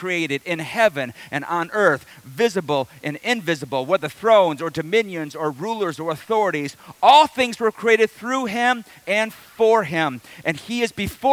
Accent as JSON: {"language": "English", "town": "Detroit", "region": "Michigan", "country": "United States", "said": "I'm from the Detroit area"}